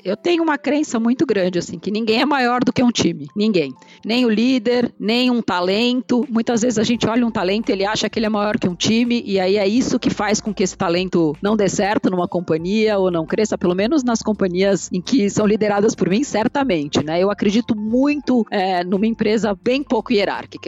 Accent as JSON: {"language": "Portuguese", "region": "São Paulo", "country": "Brazil", "tie": "born or raised there", "said": "Eu nasci em São Paulo, vivi minha vida inteira aqui"}